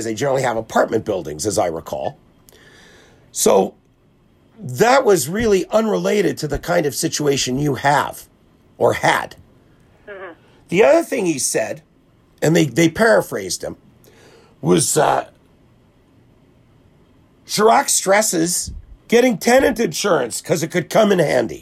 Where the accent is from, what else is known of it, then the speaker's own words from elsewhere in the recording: Winnipeg, Manitoba, Canada; we grew up in the same neighborhood.